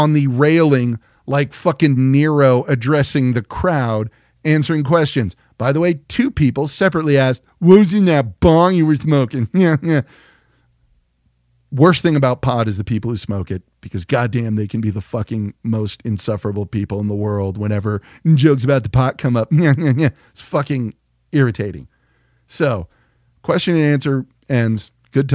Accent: San Antonio, Texas, United States; I'm from San Antonio as well.

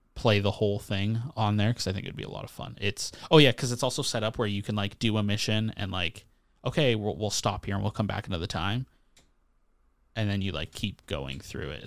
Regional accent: Canada; as a Canadian with a lot of American friends

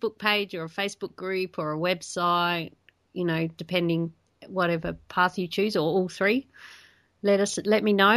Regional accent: South Australia, Australia; I grew up in South Australia, and we used to go to the Barossa Valley all the time

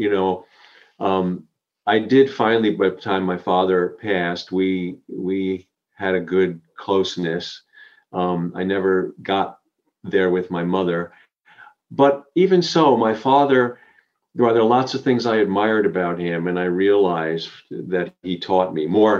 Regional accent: Long Island, outside New York City, United States; I grew up on Long Island outside of New York City

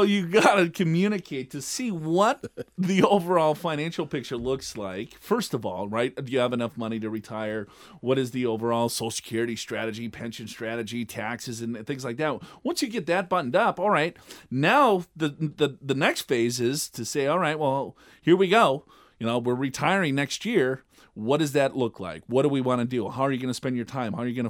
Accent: Minnesota, United States; born there; I was born in Minnesota.

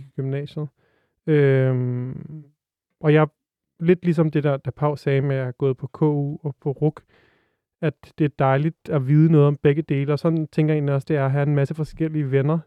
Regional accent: Frederiksberg, Capital Region of Denmark, Denmark; jeg er vokset op på Frederiksberg

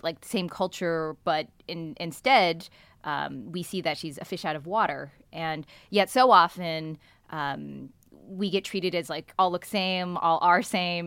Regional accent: Bay Area, California, United States; born and raised in the Bay Area

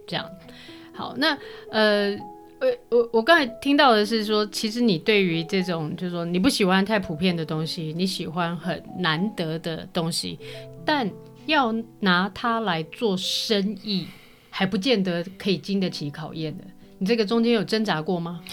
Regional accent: Taipei, Taiwan; 我自己本身也是士林夜市长大的，我跟确实不太一样，我自己本身不是业者，但是我因为，呃，地利之便住在那个附近

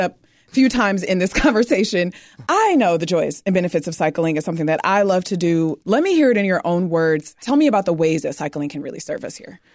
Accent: Detroit, Michigan, United States; growing up in Detroit, which is the Motor City

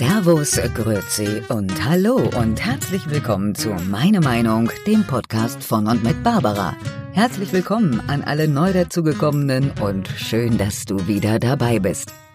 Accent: Germany; bei uns in Deutschland

